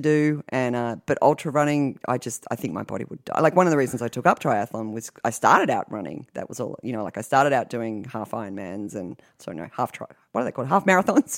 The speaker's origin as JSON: {"language": "English", "country": "Australia", "tie": "born or raised there", "moved": "yes", "lives_now": "United States", "said": "growing up in Australia, you learn how to swim before you walk"}